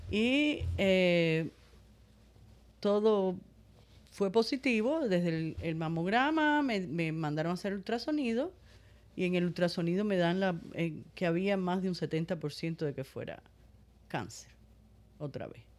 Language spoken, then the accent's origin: Spanish; Cuba; Yo soy cubana.